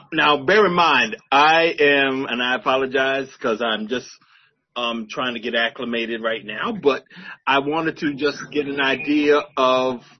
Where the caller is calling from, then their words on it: New Jersey, United States; I'm calling here from, I'm coming here from Jersey. I'm coming in from Jersey